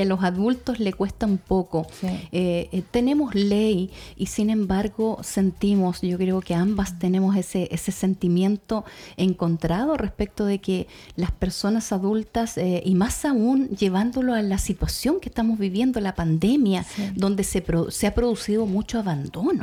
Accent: Puerto Aysén, Aysén, Chile; para quienes somos de acá, de esta ciudad, o, nacimos en la región de Aysén

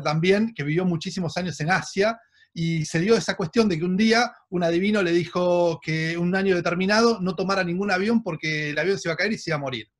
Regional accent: Argentina; como argentinos

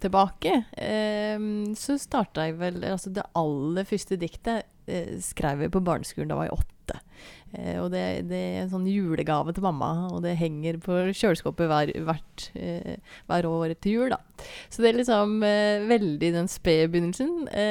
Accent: Bø, Vestfold og Telemark, Norway; moved away as an adult; now in Seljord, Norway; jeg er jo eh, børing, da, egentlig. Det hører en sikkert på dialekta òg.

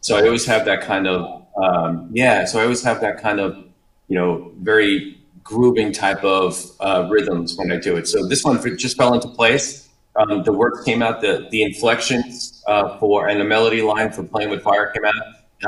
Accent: New York, United States; moved away as an adult; Yeah, so I came down from New York about 5 years ago.

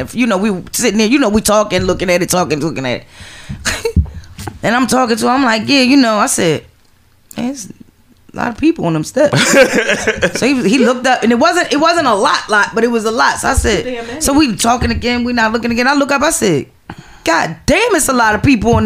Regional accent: Philadelphia, Pennsylvania, United States; I'm from West Philly. I used to live on 51st and Chancellor.

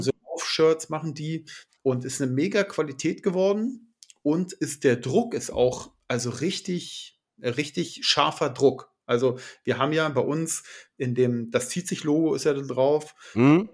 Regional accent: Brandenburg, Germany; ich komme ja aus Brandenburg

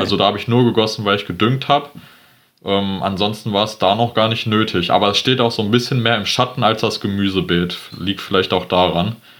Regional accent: Geldern, North Rhine-Westphalia, Germany; ich komme aus Geldern, ähm, das ist am Niederrhein

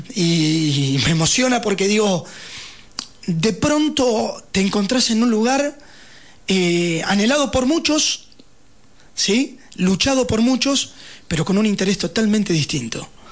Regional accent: Lanús, Buenos Aires Province, Argentina; now in San Martín de los Andes, Argentina; soy de zona sur del Gran Buenos Aires de Lanús

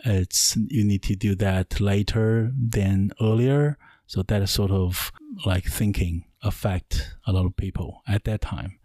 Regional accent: Wuhan, Hubei, China; now in New Zealand; my hometown is uh, is in China, so I'm a Chinese

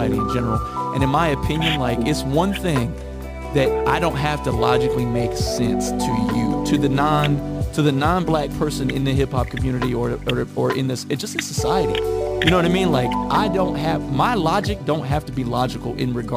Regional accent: Midwest, United States; moved away; I moved here from the Midwest, so I came from a very segregated white and black city

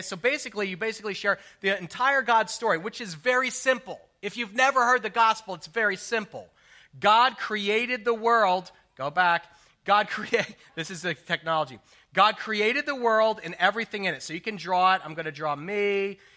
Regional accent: New Jersey, United States; I grew up in New Jersey

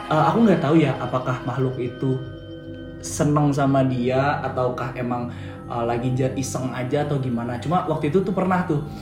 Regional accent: Bogor, West Java, Indonesia; sebenarnya nggak di nggak di Jawa sini sih di tempat daerah asal aku di Bogor gitu.

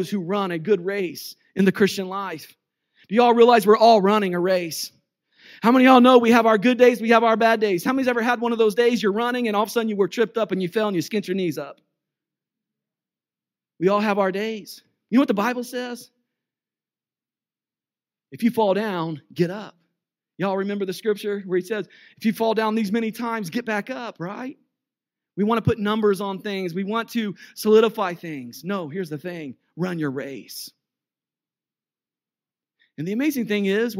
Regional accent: United States; I'm American

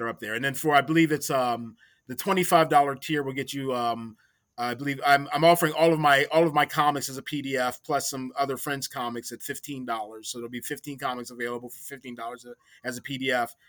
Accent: Maryland, United States; I grew up in Maryland

